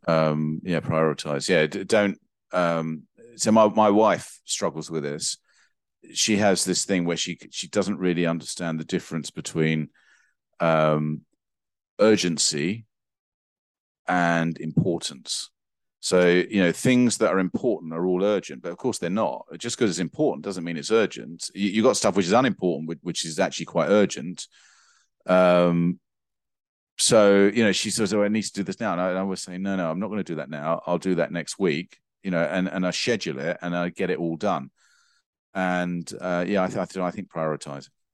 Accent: England, United Kingdom; as an English person, for me

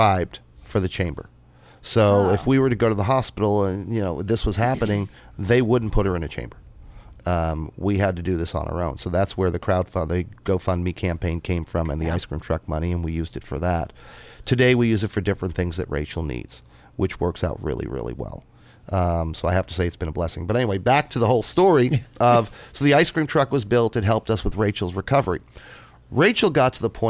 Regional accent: New York, United States; moved away as an adult; now in Columbus, Indiana, United States; I'm a New Yorker

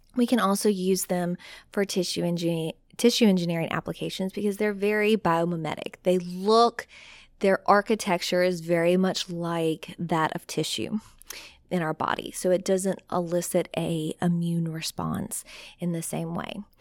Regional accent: South Louisiana, United States; I am from South Louisiana

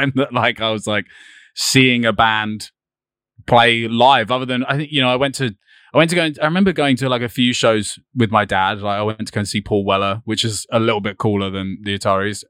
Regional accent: East Preston, South East England, United Kingdom; also born or lived in Brighton; I was born just a little bit out of Brighton, so I'm, like, thirty minutes away from here, like, near, eh, next to this place called East Preston and Rustington, which is, like, a really small village

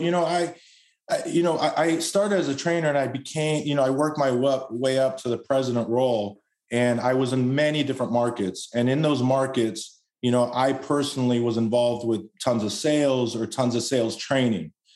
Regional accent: Los Angeles, California, United States; I was born and raised in Los Angeles. Spent most of my life out there.

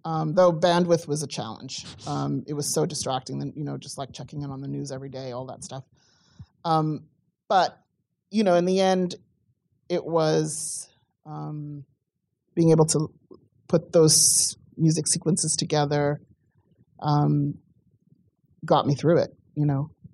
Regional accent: South Africa; moved away; I come from South Africa. I grew up during apartheid

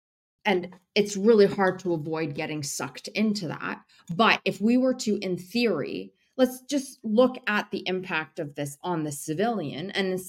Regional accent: United States; I was driven into, you know, journalism because I am Syrian American, and 9/11 had happened, and the anti-Arab rhetoric was just out of control.

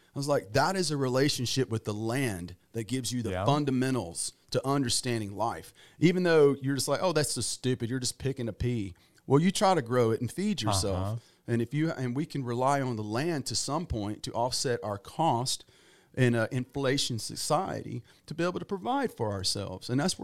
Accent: Farmerville, Louisiana, United States; Well, when my buddies were out water skiing and enjoying themselves and fishing and bass fishing. It was like June or May or June. I was out in the pea patch picking purple hull peas.

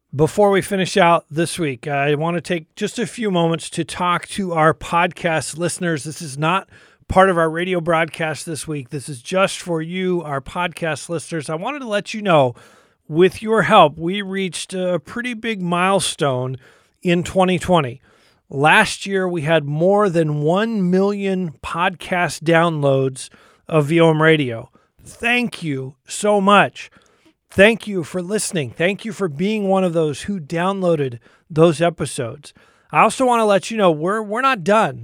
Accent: United States; particularly as American Christians

